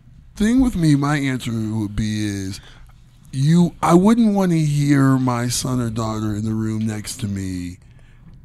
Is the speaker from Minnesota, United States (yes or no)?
no; Ohio, United States; I'm from Ohio and I live in the snow belt.